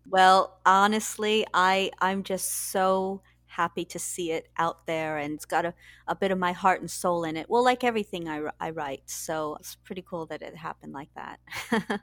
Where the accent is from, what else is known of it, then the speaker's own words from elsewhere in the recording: San Antonio, Texas, United States; moved away as an adult; now in London, United Kingdom; I'm originally from Texas, San Antonio